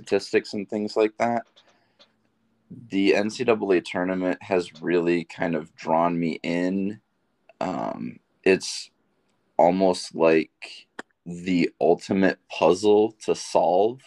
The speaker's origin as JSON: {"language": "English", "town": "Grand Rapids", "region": "Michigan", "country": "United States", "moved": "as an adult", "lives_now": "Portales, United States", "said": "I'm originally from Grand Rapids, Michigan."}